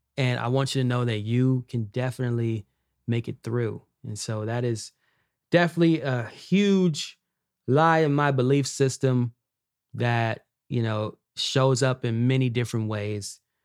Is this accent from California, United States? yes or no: yes; Los Angeles, California, United States; I grew up in Watts, California.